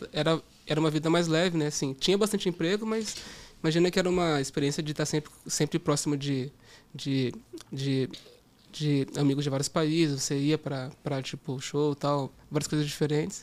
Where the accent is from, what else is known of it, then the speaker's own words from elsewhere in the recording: Campo Limpo Paulista, São Paulo, Brazil; also born or lived in Portugal; Eu cresci no interior de São Paulo, em uma cidade chamada Campo Limpo Paulista